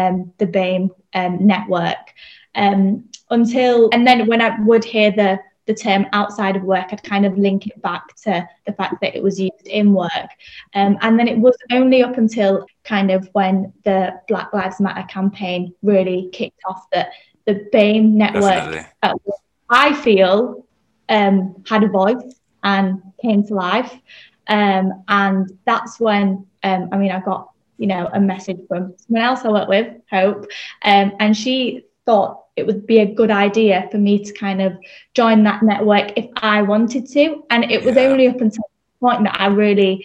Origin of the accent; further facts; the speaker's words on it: Leeds, Yorkshire and the Humber, United Kingdom; born and bred in Leeds.